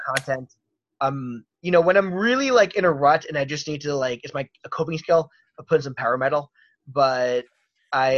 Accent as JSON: {"language": "English", "town": "Baltimore", "region": "Maryland", "country": "United States", "said": "I'm from Baltimore"}